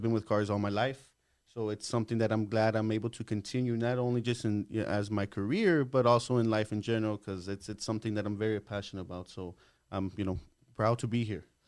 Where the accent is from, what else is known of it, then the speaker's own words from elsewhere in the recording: El Paso, Texas, United States; I was born here in El Paso. Um, I was born in October